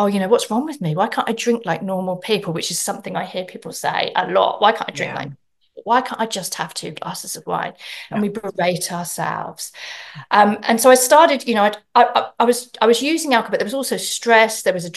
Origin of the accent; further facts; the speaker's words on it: England, United Kingdom; moved away; I'm from England originally